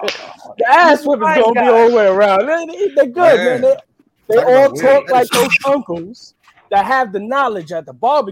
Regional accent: New York, United States; I'm from New York. We got a thing about ghost riders

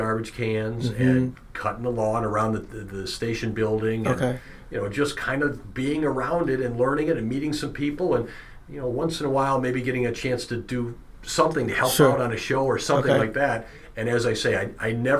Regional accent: West Bend, Wisconsin, United States; I grew up in West Bend

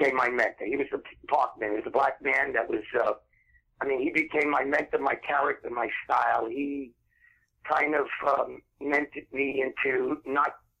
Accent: New York City, New York, United States; moved away; also born or lived in Naples, Florida; I grew up in Brooklyn

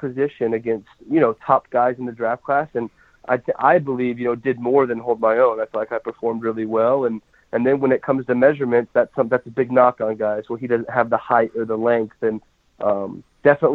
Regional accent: Colorado, United States; growing up in Colorado, watching the Denver Broncos

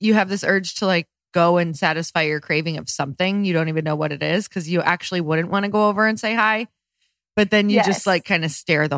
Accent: Upper Michigan, United States; now in Los Angeles, United States; I'm from Upper Michigan.

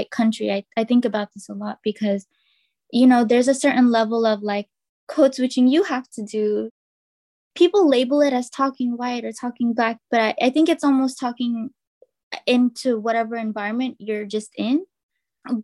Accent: Richmond, California, United States; growing up in Richmond.

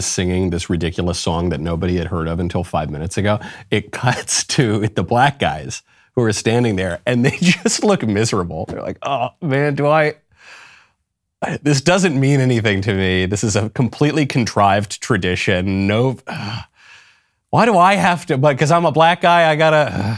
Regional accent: Northeast, United States; moved away; I'm from the Northeast

